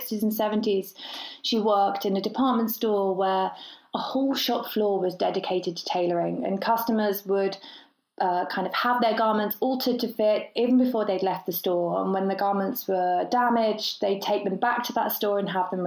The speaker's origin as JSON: {"language": "English", "town": "Birmingham", "region": "West Midlands", "country": "United Kingdom", "tie": "born or raised there", "moved": "yes", "lives_now": "London, United Kingdom", "said": "Right now I'm here in London, but I was born and raised in Birmingham"}